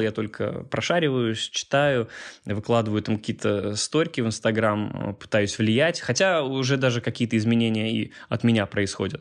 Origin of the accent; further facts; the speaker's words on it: Minsk, Belarus; moved away as an adult; also born or lived in Catalonia; Я белорус, вырос здесь, жил до 21 года